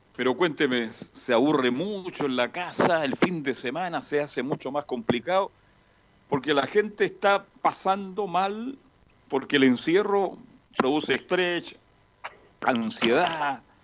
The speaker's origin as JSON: {"language": "Spanish", "country": "Chile", "said": "somos los chilenos"}